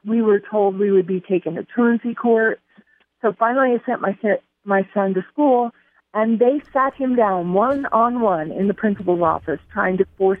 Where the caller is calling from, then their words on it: Colorado, United States; I am calling from Colorado